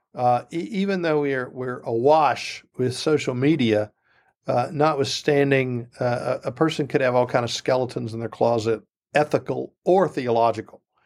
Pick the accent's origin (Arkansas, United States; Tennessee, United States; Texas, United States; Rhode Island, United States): Tennessee, United States; Memphis; moved away as an adult; also born or lived in Oak Ridge, Tennessee; now in Powder Springs, United States; I grew up in Memphis, Tennessee, big Adrian Rogers country